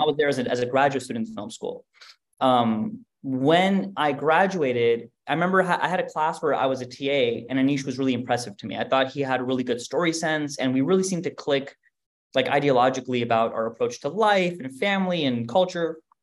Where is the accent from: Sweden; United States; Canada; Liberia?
United States; also born or lived in Germany; I grew up in America.